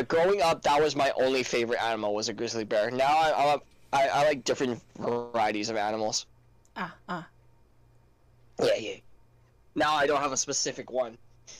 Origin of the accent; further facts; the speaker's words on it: Hawaii, United States; moved away; I was raised in Hawaii. I was still living in Hawaii